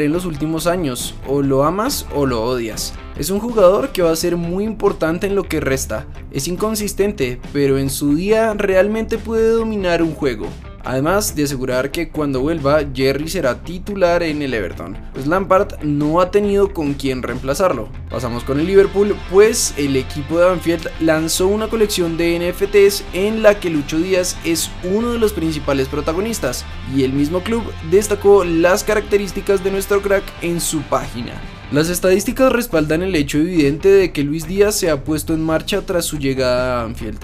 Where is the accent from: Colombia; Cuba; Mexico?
Colombia; como colombianos